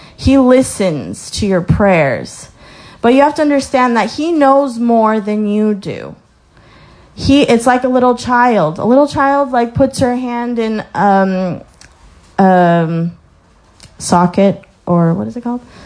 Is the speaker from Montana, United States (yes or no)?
no; Colorado, United States; moved away; I was born in Colorado, so I saw the mountains, like gorgeous mountains.